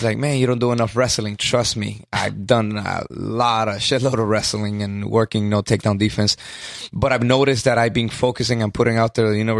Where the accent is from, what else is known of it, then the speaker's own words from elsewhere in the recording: Los Angeles, California, United States; English is a second language; when I first got here to the States, I grew up in East LA and then in South Central. So being from the Guatemalan heritage, you know, the Latino community didn't accept me so well.